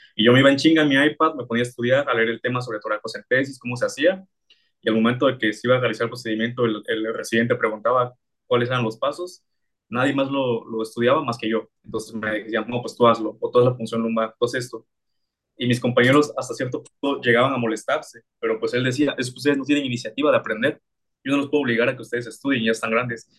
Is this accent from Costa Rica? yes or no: no; Oaxaca, Mexico; yo soy de aquí de Oaxaca